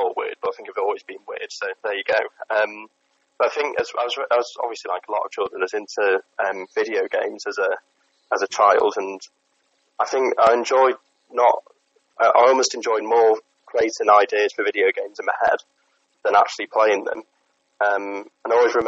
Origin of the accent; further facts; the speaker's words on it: Stretford, North West England, United Kingdom; from Stretford, as you were saying. Grew up in Stretford, moved around a little bit, but somehow ended up back here